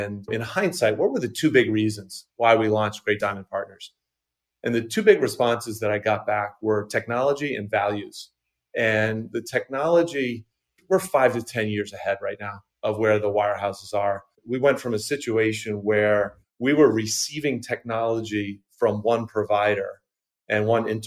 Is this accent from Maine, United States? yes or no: yes; Maine, United States; also born or lived in Boston / London; I grew up in Maine, still live in Maine, just outside of Portland